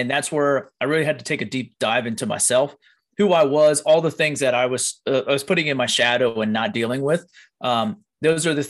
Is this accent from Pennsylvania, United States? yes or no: yes; Pennsylvania, United States; I grew up in Pennsylvania